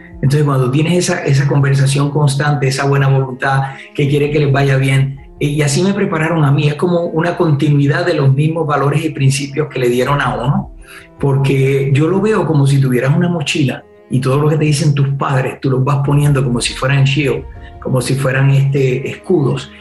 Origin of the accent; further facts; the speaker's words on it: Puerto Rico; soy de Puerto Rico